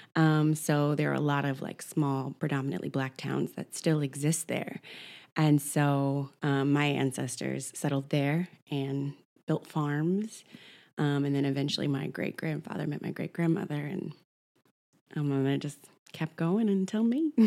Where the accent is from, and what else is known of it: Oklahoma City, Oklahoma, United States; born or raised there; now in New York, United States